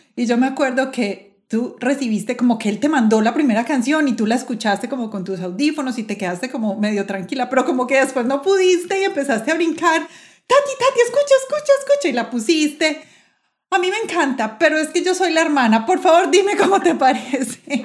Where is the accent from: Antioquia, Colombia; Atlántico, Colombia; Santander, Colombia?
Antioquia, Colombia; Medellín; Yo nací en la Luz Castro de Gutiérrez. Ah. En el hospital del municipio en ese momento mi mamá trabajaba para el municipio de Medellín